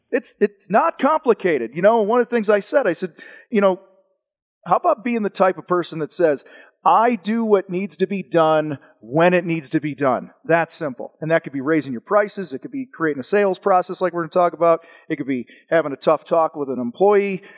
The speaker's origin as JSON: {"language": "English", "town": "Wheaton", "region": "Illinois", "country": "United States", "tie": "born or raised there", "said": "I grew up outside of Chicago, a town called Wheaton"}